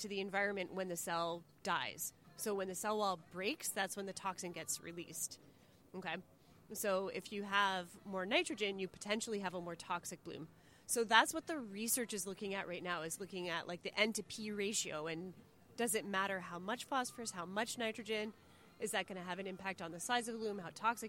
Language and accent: English; Windsor, Ontario, Canada; So I grew up in Windsor, definitely a city kid.